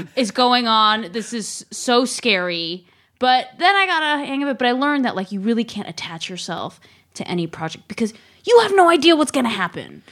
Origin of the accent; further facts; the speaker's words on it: San Francisco, California, United States; I grew up in San Francisco, where it is ugly